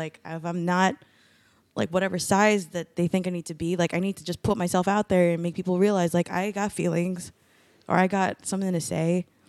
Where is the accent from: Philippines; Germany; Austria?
Philippines; It's like being a woman, being a Filipino, being like a not typical like body shape of women